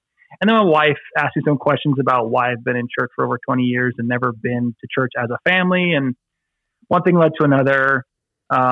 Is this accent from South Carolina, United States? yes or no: no; South Florida, United States; I am born and raised in South Florida. I've been here my entire life